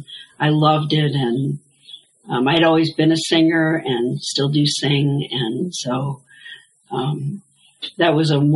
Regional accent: Buffalo, New York, United States; I grew up in the Presbyterian Church in downtown Buffalo

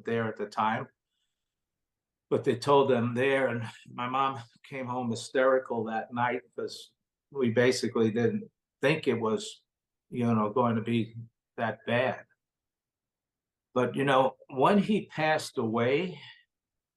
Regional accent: New York City, New York, United States; I grew up in Brooklyn, New York

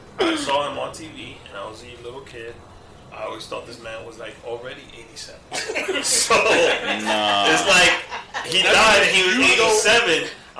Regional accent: New York, United States; also born or lived in Santiago, Dominican Republic; I was born in New York, Harlem, New York.

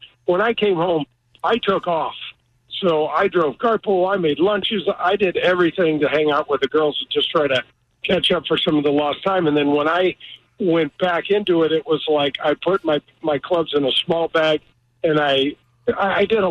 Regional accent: United States; the way I grew up in North County

